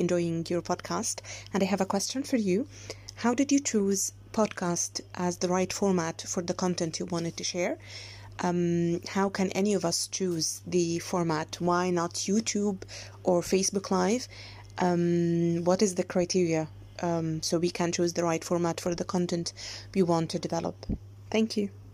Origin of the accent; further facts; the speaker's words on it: Egypt; I'm from Egypt.